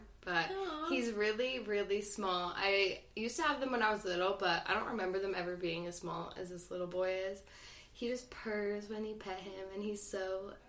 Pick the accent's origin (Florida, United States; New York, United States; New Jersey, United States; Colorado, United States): New Jersey, United States; also born or lived in Phoenix, United States; I'm from New Jersey, but I've lived in Phoenix most of my life, but I would rather say I'm from New Jersey than Phoenix.